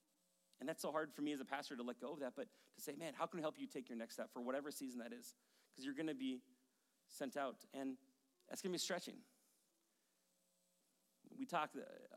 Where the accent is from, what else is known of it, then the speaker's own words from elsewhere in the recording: Maple Grove, Minnesota, United States; moved away as an adult; also born or lived in Rogers, Minnesota / White Bear Lake, Minnesota / Denver, Colorado / Madison, Wisconsin; I grew up in Maple Grove